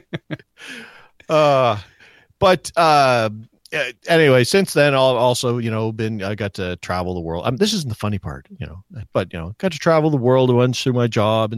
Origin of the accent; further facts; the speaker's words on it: Nova Scotia, Canada; moved away; I'm from Nova Scotia originally